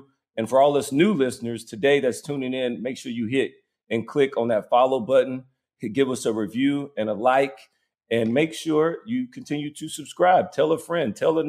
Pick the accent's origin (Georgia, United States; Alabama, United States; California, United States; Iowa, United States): Alabama, United States; I'm from Alabama. I'd only been out of the state a few times.